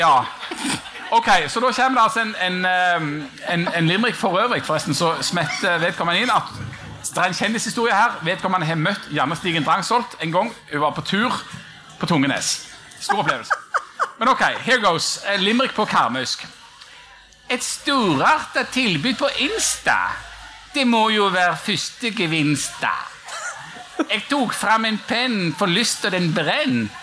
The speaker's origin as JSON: {"language": "Norwegian", "town": "Bryne", "region": "Rogaland", "country": "Norway", "tie": "born or raised there", "said": "I Time eh, kommune, der Bryne ligger, der jeg er fra"}